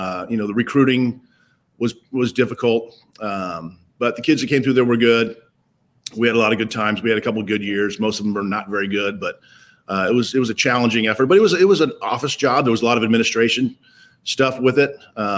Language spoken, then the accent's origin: English; Stockton, California, United States; So the University of Pacific's in my hometown, Stockton, where I was from.